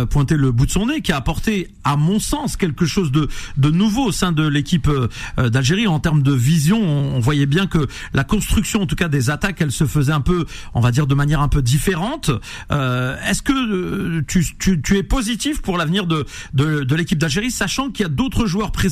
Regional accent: Nantes, Pays de la Loire, France; je suis nantais et je suis très heureux que Nantes soit resté en Ligue 1, monsieur.

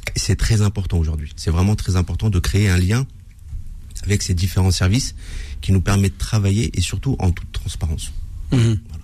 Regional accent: Villeparisis, Île-de-France, France; Je suis né à Villeparisis, j'ai grandi à Villeparisis

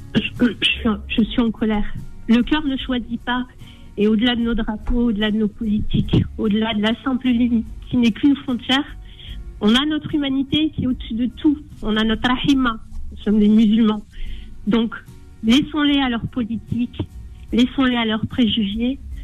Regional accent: Algeria; chez nous en Algérie

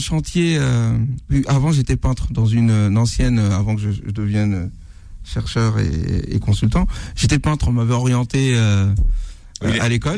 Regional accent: Senegal; je suis Sénégalais.

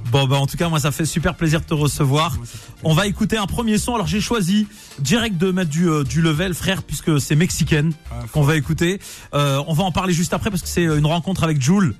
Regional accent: Nantes, Pays de la Loire, France; je suis supporter du FC Nantes à la base parce que je suis nantais

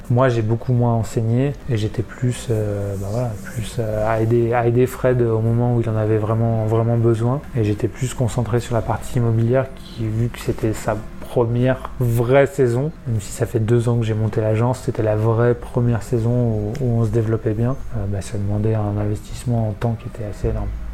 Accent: Évian-les-Bains, Auvergne-Rhône-Alpes, France; also born or lived in Villard-de-Lans / Albertville; je suis né à Evian euh, et j'ai fait pas mal de snow pendant ma jeunesse. Euh, commencé le snowboard à 7 ans et demi, enfin, commencé le snowboard à 4 ans, puis rejoint le snowboard club d'Avoria à 7 ans et demi

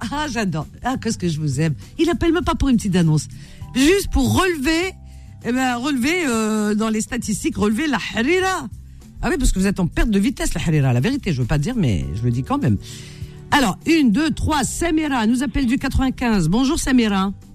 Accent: Oujda, Oriental, Morocco; Je suis marocaine d'Oujda. Oujda, Hrera, Oujdiya.

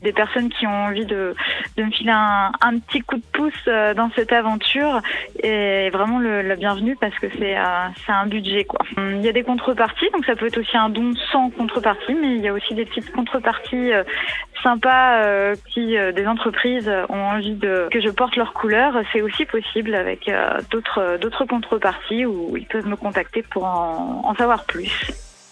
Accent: Saint-Malo, Brittany, France; now in New Caledonia; chez moi à Saint-Malo, donc je suis originaire de là-bas

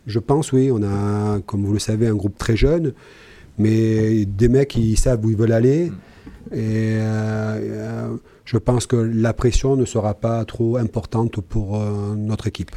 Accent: Nice, Provence-Alpes-Côte d'Azur, France; quand on est niçois et qu'on a connu autant d'instabilité depuis 40 ans à Nice

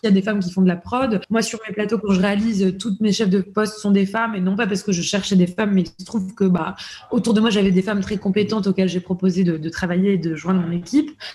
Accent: La Londe-les-Maures, Provence-Alpes-Côte d'Azur, France; also born or lived in Toulon; je suis née à, Toulon, j'ai grandi à La Londe

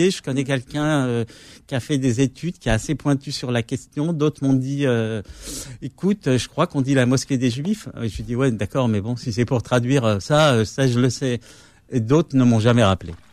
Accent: Kabylie, Algeria; moi, moi, je suis kabyle, donc en arabe, je sais, pas.

